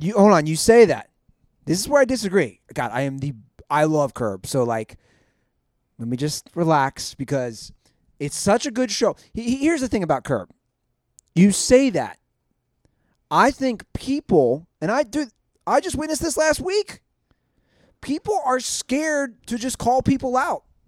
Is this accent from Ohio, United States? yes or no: yes; Cincinnati, Ohio, United States; my hometown of Cincinnati.